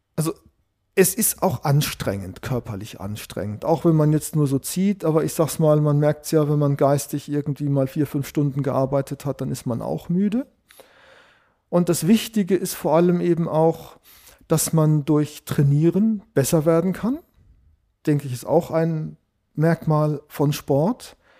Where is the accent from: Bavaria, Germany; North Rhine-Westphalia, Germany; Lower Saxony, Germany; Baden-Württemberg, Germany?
Baden-Württemberg, Germany; Sandhausen; moved away as an adult; ich stamme ursprünglich aus der Gegend von Heidelberg, kennt vielleicht Sandhausen. Ich bin dort zur Schule gegangen, ich habe dort Abitur gemacht